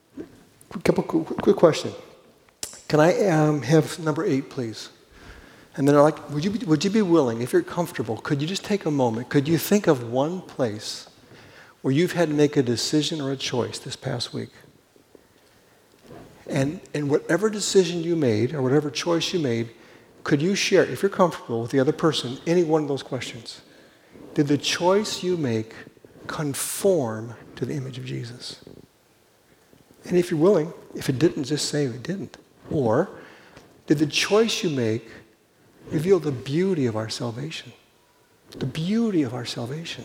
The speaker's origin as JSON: {"language": "English", "town": "Los Angeles", "region": "California", "country": "United States", "also_born_or_lived": "Pella, Iowa", "moved": "as an adult", "said": "I'm from Los Angeles"}